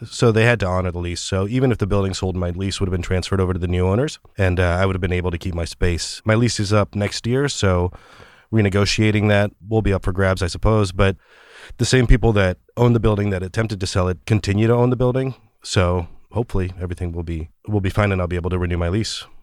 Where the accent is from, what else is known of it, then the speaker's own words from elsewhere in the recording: Orange County, California, United States; moved away as an adult; also born or lived in Mexico City, Mexico / Los Angeles; now in San Francisco, United States; we moved to Orange County in Southern California